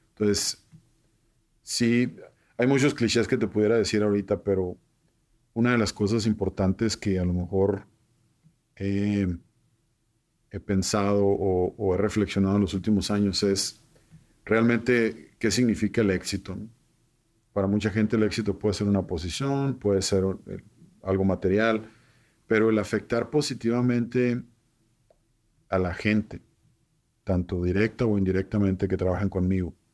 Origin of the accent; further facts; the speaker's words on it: Nogales, Sonora, Mexico; Entonces, Nogales lo veo muy identificado, pues sí, nos encanta divertirnos, somos gente apasionada, sonorense